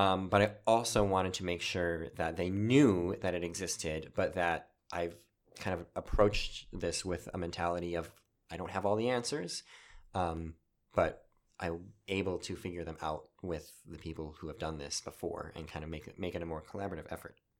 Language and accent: English; Wisconsin, United States; moved away; I'm from Wisconsin originally